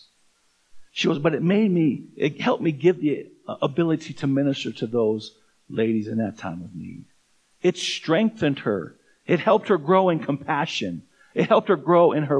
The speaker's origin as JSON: {"language": "English", "town": "Tucson", "region": "Arizona", "country": "United States", "tie": "born or raised there", "moved": "yes", "lives_now": "Fort Collins, United States", "said": "I grew up in Tucson, Arizona"}